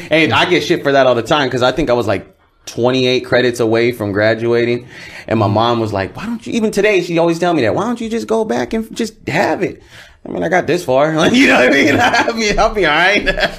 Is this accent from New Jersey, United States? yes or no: no; Anaheim, California, United States; also born or lived in Santa Ana; Honestly, I was born in Orange County, Santa Ana, and I was raised till I was probably about like 8 or 9 in Anaheim.